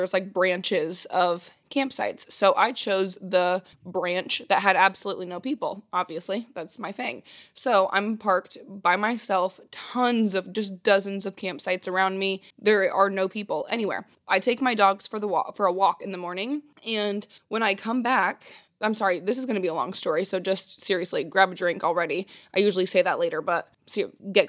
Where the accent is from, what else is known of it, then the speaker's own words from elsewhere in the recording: Indiana, United States; I'm from Indiana